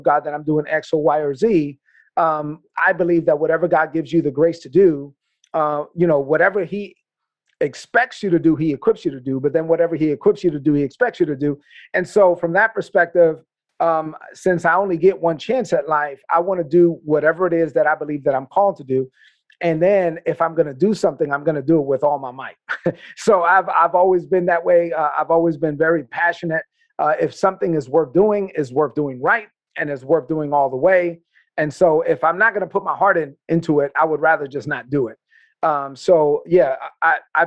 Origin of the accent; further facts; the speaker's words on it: New York City, New York, United States; where I grew up in East New York, Brooklyn